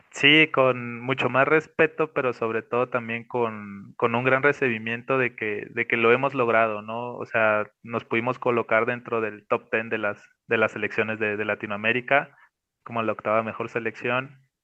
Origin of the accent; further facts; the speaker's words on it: Mexico; Nosotros como mexicanos